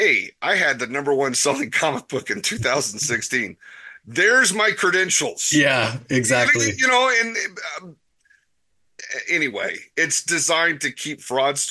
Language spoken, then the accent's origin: English; Las Vegas, Nevada, United States; I grew up in Las Vegas